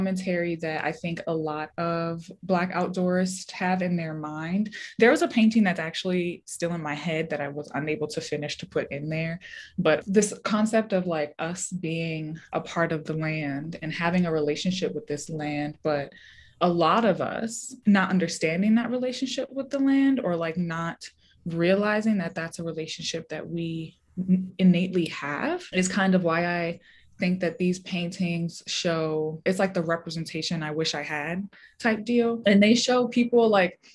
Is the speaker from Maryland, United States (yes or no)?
yes; Baltimore, Maryland, United States; moved away as an adult; also born or lived in Richmond, Virginia; now in Denver, United States; I grew up in Baltimore City myself